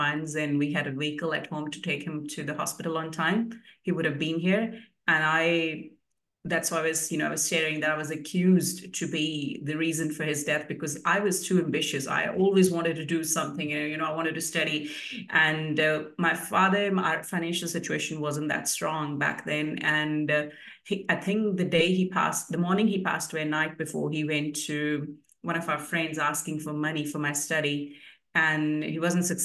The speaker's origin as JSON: {"language": "English", "country": "India", "tie": "born or raised there", "also_born_or_lived": "New Zealand", "moved": "as an adult", "lives_now": "Queensland, Australia", "said": "I moved to New Zealand in 2008 from India."}